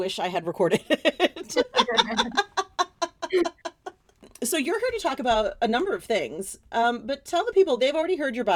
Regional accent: New York City, New York, United States; I also grew up in New York City

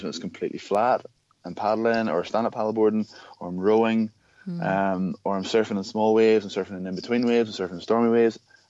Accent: Ireland; I don't know if it's because we're from Ireland or what, but like, there's so many things.

